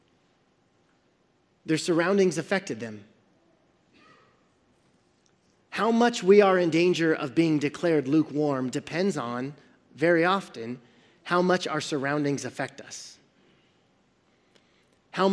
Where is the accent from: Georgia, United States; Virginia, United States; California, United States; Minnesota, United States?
California, United States; Central Valley; we're from the Central Valley